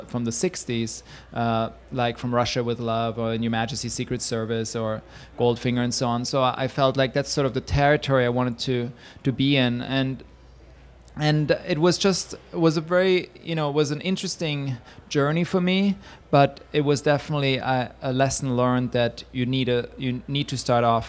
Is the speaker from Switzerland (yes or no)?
yes; Switzerland; English is a second language; moved away as an adult; now in New York, United States; I'm from Switzerland and I come from a culture which is emotionally repressed